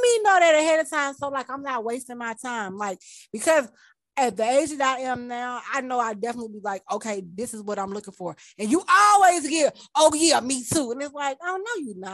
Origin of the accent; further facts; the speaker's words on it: Mississippi, United States; I was from Mississippi